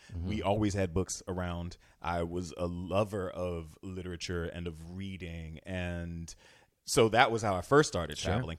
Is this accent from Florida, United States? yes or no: yes; Florida, United States; I'm from Florida. So, when I was a foreign exange student when I was 16 years old.